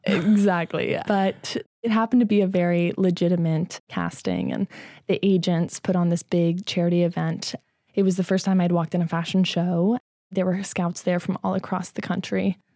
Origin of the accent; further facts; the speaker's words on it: Midwest, United States; I grew up in the Midwest